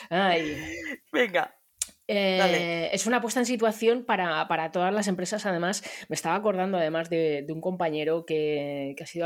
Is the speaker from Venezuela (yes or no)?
no; Barcelona, Catalonia, Spain; Pues em, yo soy de Barcelona